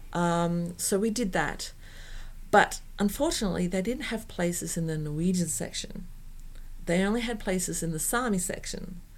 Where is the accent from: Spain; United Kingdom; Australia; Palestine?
Australia; first language English; moved away as an adult; now in Norway; Australians don't tend to do that. I don't find an Australian community